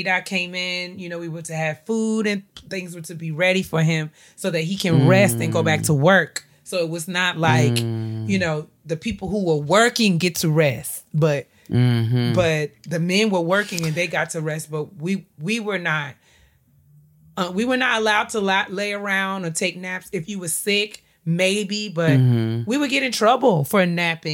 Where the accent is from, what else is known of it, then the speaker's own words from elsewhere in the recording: New York, United States; I grew up in New York